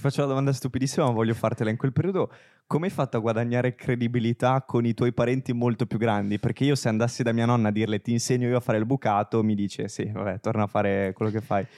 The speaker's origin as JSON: {"language": "Italian", "town": "Genoa", "region": "Liguria", "country": "Italy", "moved": "yes", "lives_now": "Milan, Italy", "said": "entrambi siamo genovesi"}